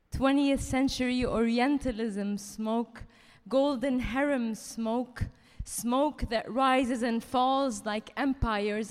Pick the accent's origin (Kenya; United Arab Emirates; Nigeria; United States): United Arab Emirates; Dubai; moved away as an adult; also born or lived in France; now in London, United Kingdom; I was born in Dubai to Palestinian parents